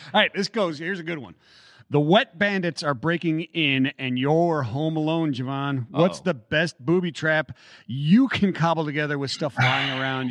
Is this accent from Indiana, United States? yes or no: no; Cleveland, Ohio, United States; I'm from Cleveland. I spent a lot of time in Chicago as well. I have relatives there as well growing up.